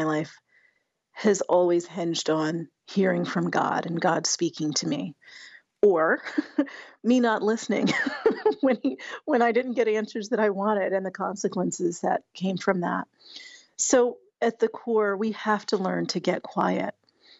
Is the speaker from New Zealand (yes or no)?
no; Colorado, United States; we grew up together in Colorado